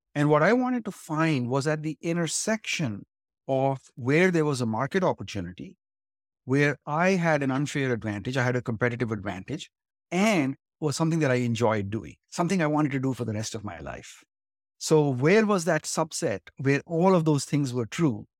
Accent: India; moved away as an adult; now in Silicon Valley, United States; I grew up in India and came here to study eventually to Stanford

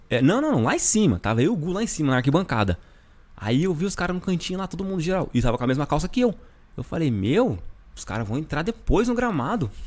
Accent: Brazil; moved away as an adult; eu sou brasileiro.

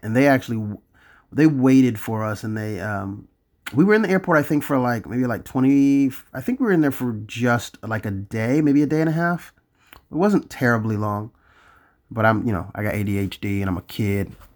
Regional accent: Florida, United States; I'm from Florida.

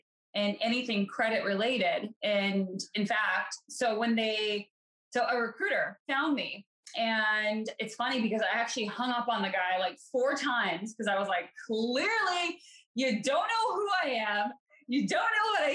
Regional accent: Colorado, United States; moved away as an adult; now in East Coast, United States; I'm from Colorado originally. And so I obviously live on the East Coast now

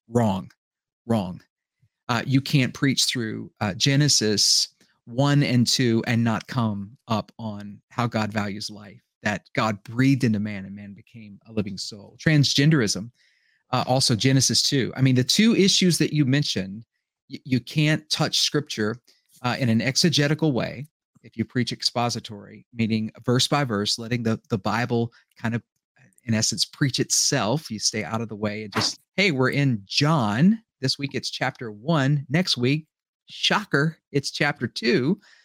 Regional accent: United States; I was born in America

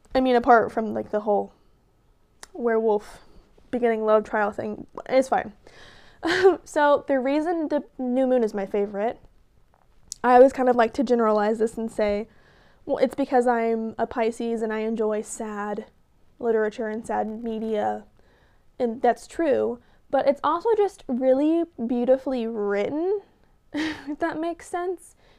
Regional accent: Tahlequah, Oklahoma, United States; I am from Tahlequah, Oklahoma

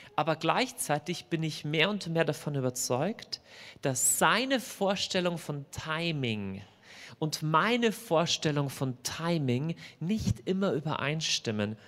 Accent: Lower Bavaria, Germany; also born or lived in Munich; now in Augsburg, Germany; ich bin eigentlich groß geworden ähm, in, in, in, Niederbayern, also rechts unten in der Landkarte

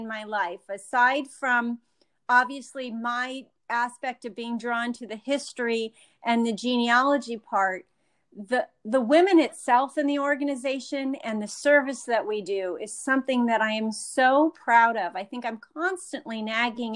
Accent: Los Angeles County, California, United States; moved away as an adult; now in New York, United States; fourth generation Californian on my father's side, growing up in Los Angeles County

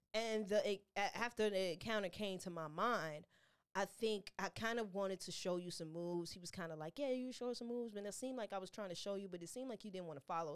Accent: Chicago, Illinois, United States; As a Chicago native

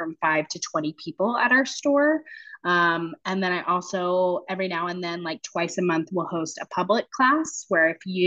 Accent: Nashville, Tennessee, United States; moved away as an adult; also born or lived in Waco, Texas; now in Raleigh, United States; I'm from Nashville, Tennessee originally.

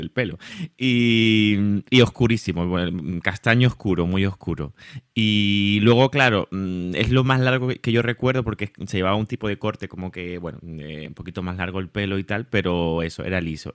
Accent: Tenerife, Canary Islands, Spain; accent: Canarian; moved away as an adult; now in Madrid, Spain; por mi acento ya habrán eh, descubierto que, bueno, soy canario, soy de Tenerife, aunque llevo ya 11 años en Madrid

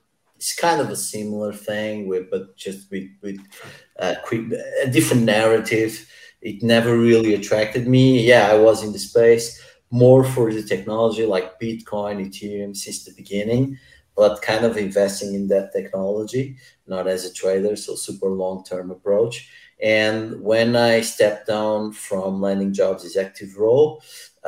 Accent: Lisbon, Portugal; I'm from Lisbon, computer science. I studied at Tecnico

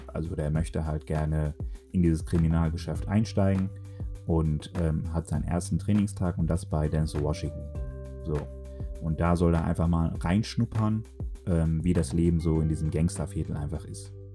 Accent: Dortmund, North Rhine-Westphalia, Germany; ich komme aus dem Pott, speziell aus Dortmund

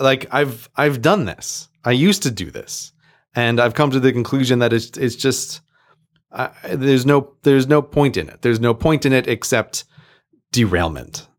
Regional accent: United States; now in United Kingdom; I'm an American, I'm living in the U K

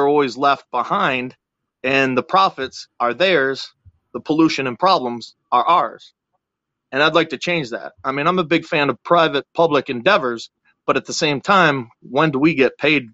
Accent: Buffalo, New York, United States; moved away as an adult; now in Florida, United States; I'm originally from Western New York, near Letchworth State Park.

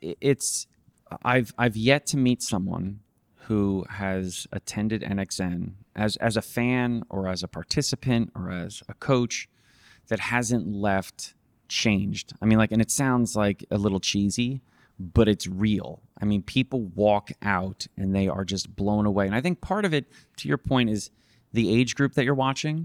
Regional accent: New Jersey, United States; I was from New Jersey

